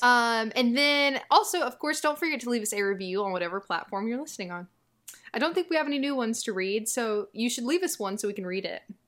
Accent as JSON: {"language": "English", "region": "the South", "country": "United States", "tie": "born or raised there", "said": "I grew up in the South"}